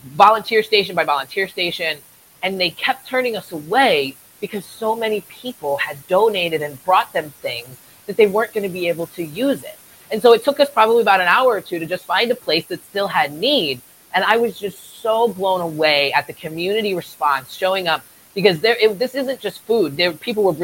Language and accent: English; Eastern Shore of Maryland, United States; moved away as an adult; also born or lived in Port Hueneme, California; now in Ventura County, United States; I was born and raised on the East Coast of Maryland. I lived there until I was about 24 and I joined the Navy